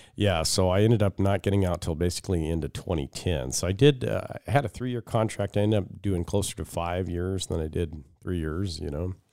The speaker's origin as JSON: {"language": "English", "town": "Seattle", "region": "Washington", "country": "United States", "tie": "born or raised there", "moved": "as an adult", "lives_now": "Fairbanks, United States", "said": "I grew up in the Seattle suburbs"}